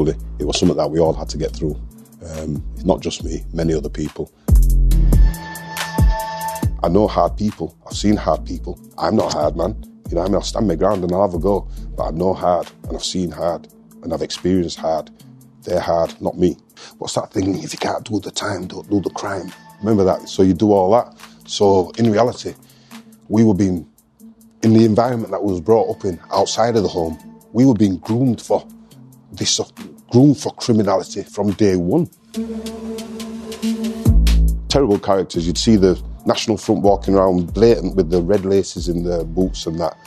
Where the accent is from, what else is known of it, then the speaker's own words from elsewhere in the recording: Leeds, Yorkshire and the Humber, United Kingdom; Born and bred in Leeds